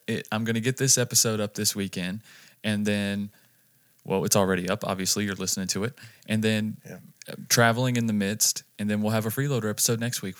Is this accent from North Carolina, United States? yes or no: yes; North Carolina, United States; moved away as an adult; also born or lived in Las Vegas; we moved from North Carolina to here